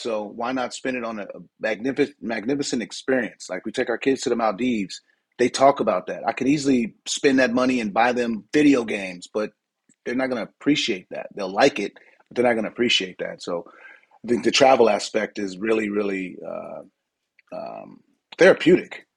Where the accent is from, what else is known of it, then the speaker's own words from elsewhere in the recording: San Diego, California, United States; moved away as an adult; now in Barcelona, Spain; I'm from San Diego